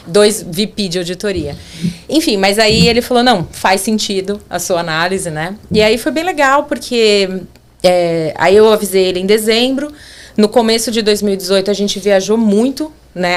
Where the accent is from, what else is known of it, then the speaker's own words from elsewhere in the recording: São Paulo, Brazil; moved away as an adult; also born or lived in Orleans, Ontario; now in Canada; eu sou de São Paulo